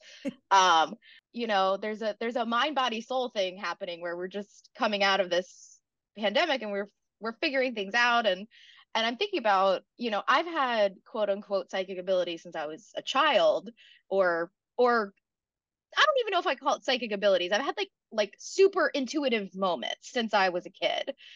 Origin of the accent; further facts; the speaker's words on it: South Carolina, United States; moved away as an adult; now in New York City, United States; I'm from South Carolina originally, but I've been in New York City for almost ten years now